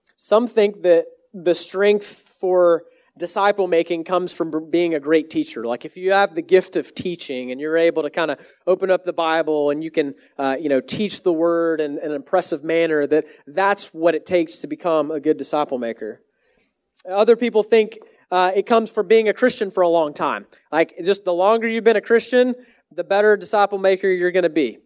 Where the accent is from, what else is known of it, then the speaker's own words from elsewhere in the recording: Texas, United States; also born or lived in Canada; now in Washington, D.C., United States; I'm from Texas originally.